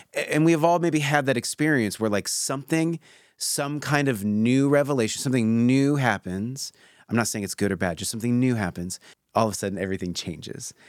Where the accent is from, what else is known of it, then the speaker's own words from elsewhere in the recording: Pacific Northwest, United States; I grew up in the Pacific Northwest